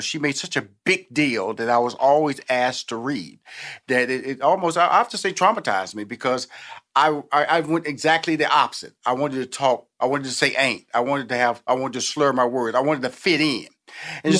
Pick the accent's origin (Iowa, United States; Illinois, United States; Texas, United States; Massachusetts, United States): Texas, United States; Houston; I'm from Houston, Texas. I'm from the South.